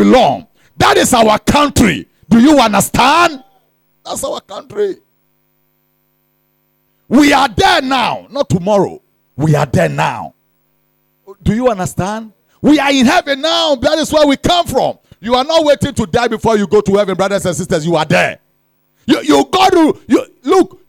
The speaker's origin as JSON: {"language": "English", "country": "Ghana"}